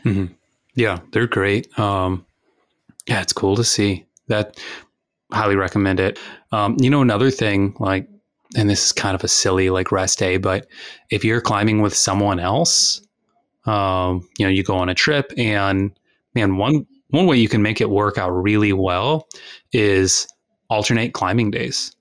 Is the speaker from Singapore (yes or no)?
no; United States; we're all from Texas and Louisiana